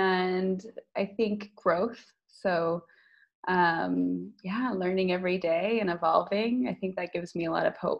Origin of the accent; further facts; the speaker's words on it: United States; moved away as an adult; now in Lisbon, Portugal; I'm American, living in Lisbon for the last 7 years